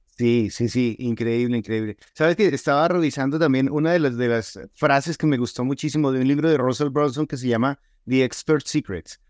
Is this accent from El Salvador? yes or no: no; Colombia; now in Utah, United States; yo soy colombiano